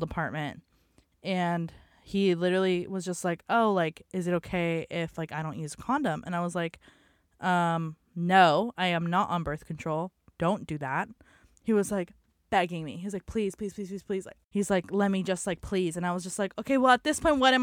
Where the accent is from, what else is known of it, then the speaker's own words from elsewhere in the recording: San Diego, California, United States; I was born on Zion Street in sunny San Diego in 1997.